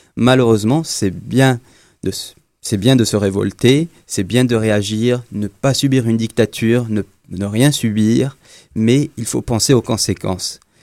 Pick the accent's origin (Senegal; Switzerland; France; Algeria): Algeria; Je suis algérien